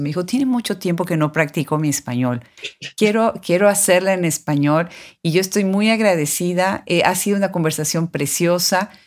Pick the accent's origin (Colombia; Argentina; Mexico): Mexico; mexicana, como hispanoparlante, aunque también de nacionalidad americana